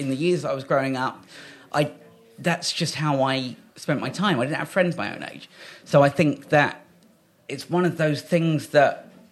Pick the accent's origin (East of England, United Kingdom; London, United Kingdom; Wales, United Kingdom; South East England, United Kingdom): South East England, United Kingdom; Kent; also born or lived in Great Yarmouth; We came back to Kent. My mum's side of the family are all in Kent.